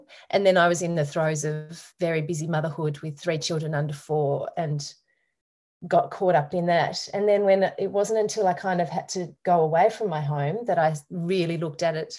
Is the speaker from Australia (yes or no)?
yes; Derwent Valley, Tasmania, Australia; now in Hobart, Australia; I grew up on a farm